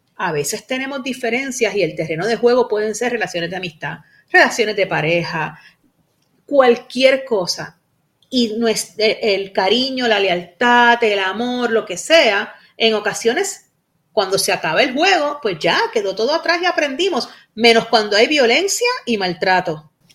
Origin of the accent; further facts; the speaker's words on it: Puerto Rico; como decimos aquí en Puerto Rico